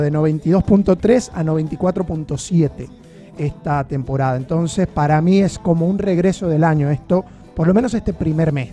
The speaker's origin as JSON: {"language": "Spanish", "country": "Venezuela", "moved": "yes", "lives_now": "Argentina"}